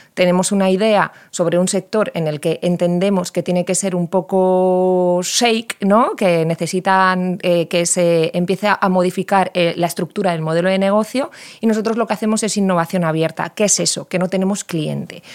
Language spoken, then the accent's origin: Spanish; Valladolid, Castile and León, Spain; yo vengo de Valladolid